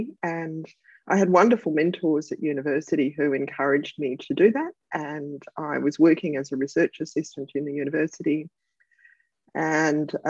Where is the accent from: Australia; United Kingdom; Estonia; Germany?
Australia; Melbourne, Victoria; my hometown of Melbourne